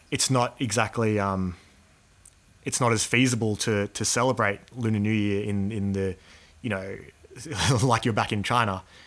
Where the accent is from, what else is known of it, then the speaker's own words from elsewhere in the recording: Australia; growing up in Australia um, has a you know big influence on my value system